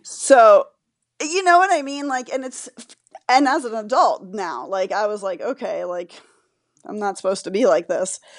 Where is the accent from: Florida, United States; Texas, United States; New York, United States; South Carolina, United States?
Florida, United States; I grew up in Florida and I was living in Florida